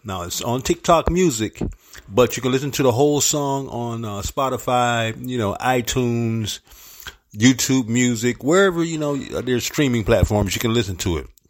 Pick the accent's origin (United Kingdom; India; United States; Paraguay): United States; St. Petersburg, Florida; also born or lived in Harlem, New York; my hometown, 727, St. Petersburg, Florida